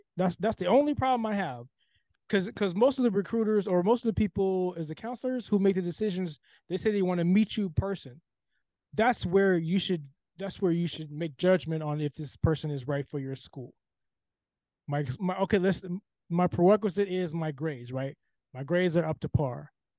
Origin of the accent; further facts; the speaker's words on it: California, United States; I'm from California.